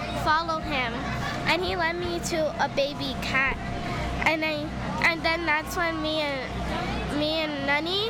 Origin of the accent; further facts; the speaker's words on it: Simi Valley, California, United States; I'm from Simi Valley